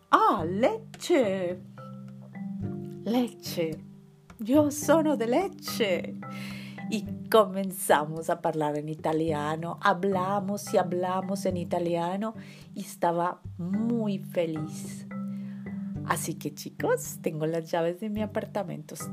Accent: Tunisia; Yo, soy de Túnez. Túnez. Tunisí, La Tunisí.

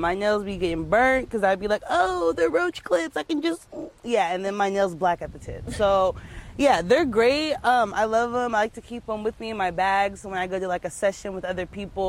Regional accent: California, United States; also born or lived in San Jose / Las Vegas; But I'm originally from SoCal.

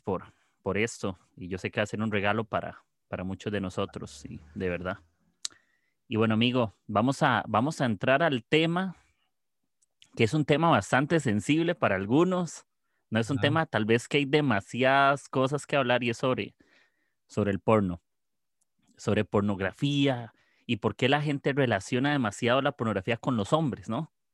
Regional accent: Costa Rica; yo soy de, de Costa Rica.

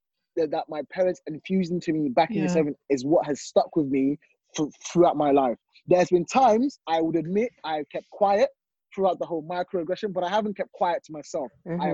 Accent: London, United Kingdom; my school, where I grew up in East London, is majority of them are black.

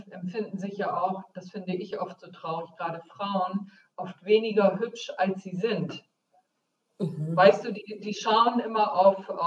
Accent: Bremen, Germany; Das heißt, äh, ich komme aus Bremen, wagen und winnen.

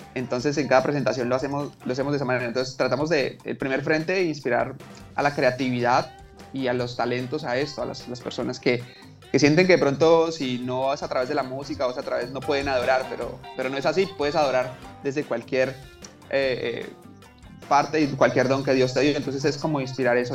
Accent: Bucaramanga, Santander, Colombia; soy de Bucaramanga soy de Bucaramanga

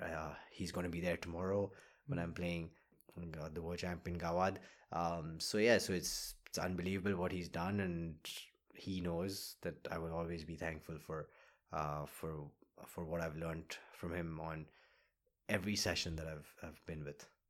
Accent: Kolkata, West Bengal, India; born or raised there

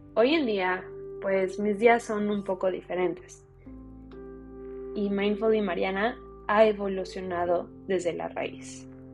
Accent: United States; Soy una mujer mexicana que nació y creció en los Estados Unidos

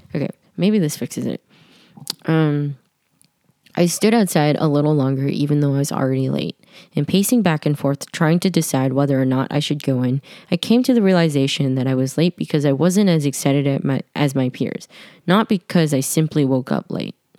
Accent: New York, United States; I'm born and raised in Manhattan

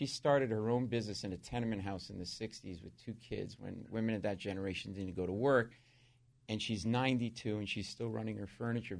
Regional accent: Providence, Rhode Island, United States; and I'm like from the Italian neighborhood of Providence

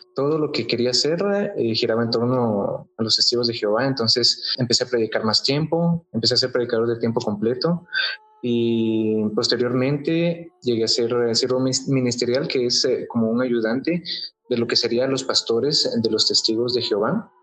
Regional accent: Guatemala; He vivido en Guatemala toda mi vida

